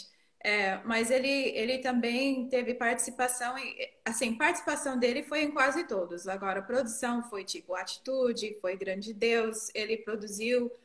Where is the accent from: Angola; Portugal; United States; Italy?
United States; near Boston, Northeastern United States; first language English; Portuguese is a second language; moved away as an adult; also born or lived in Texas; now in Brazil; Eu sou do Nordeste dos Estados Unidos, perto de Boston, para cima de Nova York.